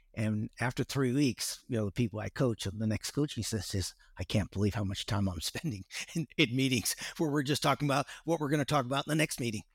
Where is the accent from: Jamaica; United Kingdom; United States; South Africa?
United States; West Coast; moved away as an adult; also born or lived in Dallas, Texas / Singapore / Australia; I grew up on the West Coast